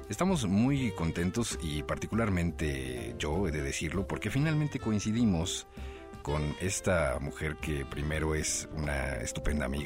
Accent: northern Mexico, Mexico; Exacto, exacto. Somos norteños.

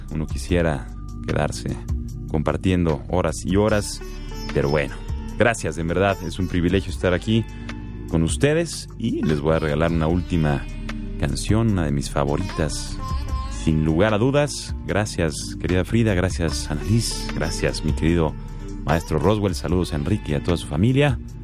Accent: Greece; es Grecia mi país de origen.

